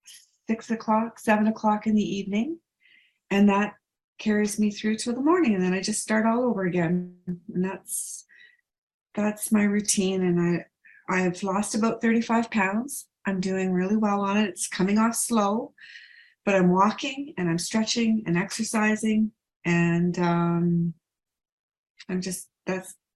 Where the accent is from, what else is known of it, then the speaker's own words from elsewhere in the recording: Calgary, Alberta, Canada; I am from Calgary, Alberta, Canada